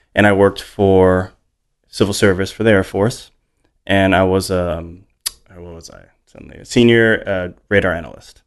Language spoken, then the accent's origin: English; Hawaii, United States; moved away; I grew up in Hawaii